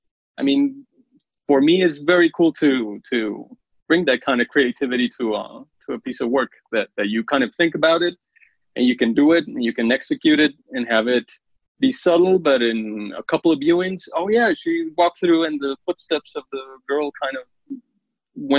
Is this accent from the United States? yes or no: no; Colombia; I'm from Colombia